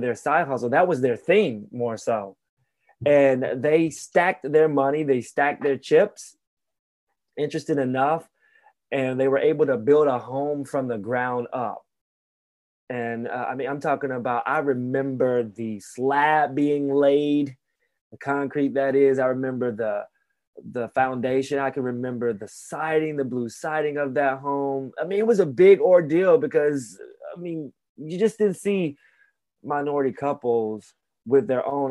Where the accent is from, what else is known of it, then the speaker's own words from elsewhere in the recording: Alabama, United States; growing up in Alabama in the mid 80s